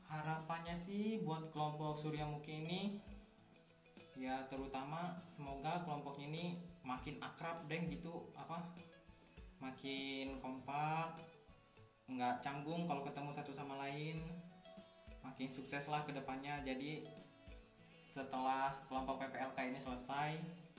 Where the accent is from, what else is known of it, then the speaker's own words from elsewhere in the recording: Bukit Kemuning, Lampung, Indonesia; Asal saya dari Lampung Utara, Bukit Kemuning.